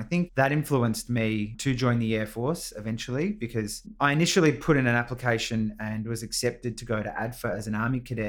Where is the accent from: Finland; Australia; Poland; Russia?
Australia; Melbourne, Victoria; Yeah, so I grew up in East Bentley in Melbourne. I am the youngest of eight children, and the most direct military influence to me was my dad, who was a Vietnam veteran.